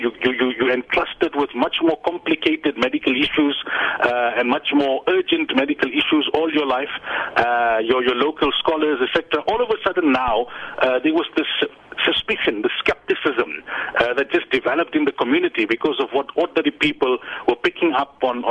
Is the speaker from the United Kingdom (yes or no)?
no; South Africa; the Muslim community in our country